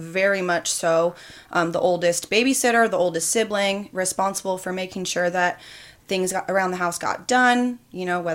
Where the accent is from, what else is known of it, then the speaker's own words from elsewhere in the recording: Hawthorne, California, United States; also born or lived in Torrance, California / Bakersfield, California; I lived in Hawthorne up until my sophomore year of high school